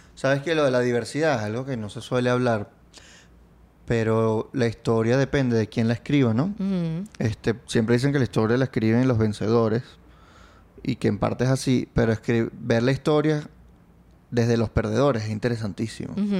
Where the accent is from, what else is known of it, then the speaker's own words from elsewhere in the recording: Venezuela; cuando yo crecí de niño, Chávez llegó cuando yo tenía ocho